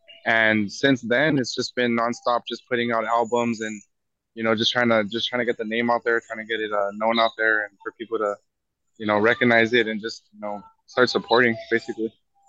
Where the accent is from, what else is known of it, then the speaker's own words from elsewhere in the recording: California, United States; I was born and raised in California.